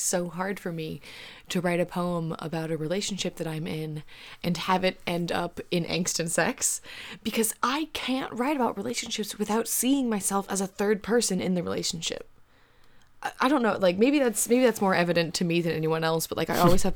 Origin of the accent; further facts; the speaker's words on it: Georgia, United States; I was raised in Georgia